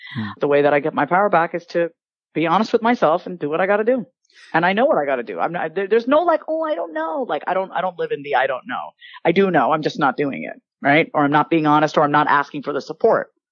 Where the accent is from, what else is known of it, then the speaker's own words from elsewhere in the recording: Long Island, New York, United States; accent: Long Island; now in Austin, United States; I grew up on Long Island, New York